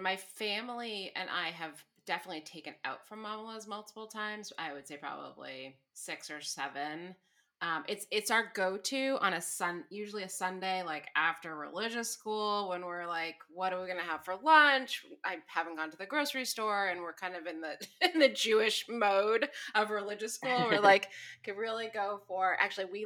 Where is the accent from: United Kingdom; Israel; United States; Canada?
Canada; moved away; I'm from Canada